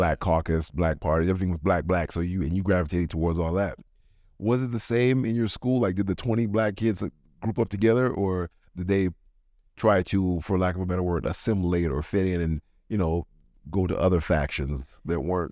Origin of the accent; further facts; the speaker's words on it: Jamaica; I'm from Jamaica